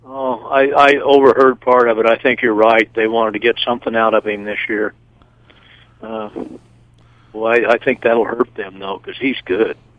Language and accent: English; Chicago, Illinois, United States; I'm from Chicago.